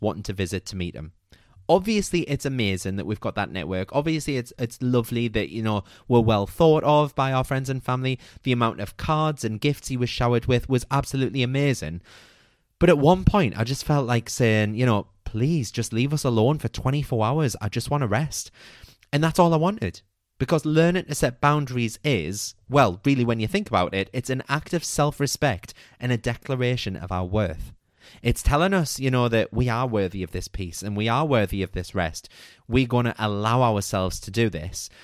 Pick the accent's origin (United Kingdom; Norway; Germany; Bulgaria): United Kingdom; as a British nation